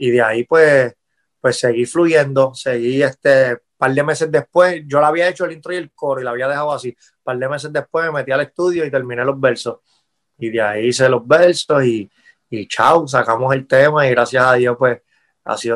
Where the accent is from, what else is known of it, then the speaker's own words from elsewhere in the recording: Puerto Rico; yo siempre, cuando chamaquito crecí en Puerto Rico escuchando todo eso.